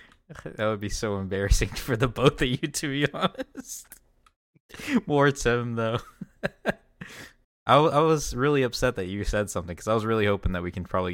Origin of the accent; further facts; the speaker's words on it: Florida, United States; moved away; also born or lived in Georgia; Being raised in Florida was, I was raised in Florida.